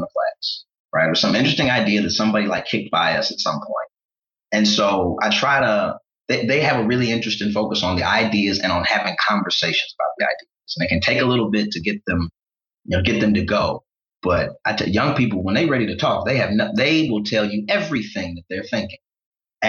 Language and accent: English; St. Louis, Missouri, United States; I'm proudly from St. Louis